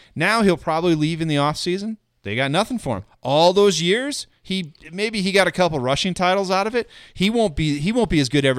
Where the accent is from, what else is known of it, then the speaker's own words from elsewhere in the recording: United States; accent: white guy American; my white guy American accent